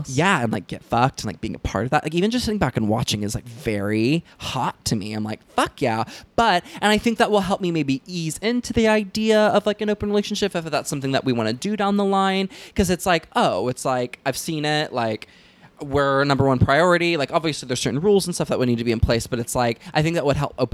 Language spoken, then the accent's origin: English; Southern United States, United States; I think that has a lot to do with growing up in the South, where it's like super huge heterosexual, you know, culture where everyone gets married at 19